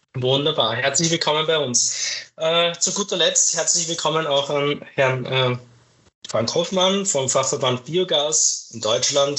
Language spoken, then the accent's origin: German; Austria; bei uns in Österreich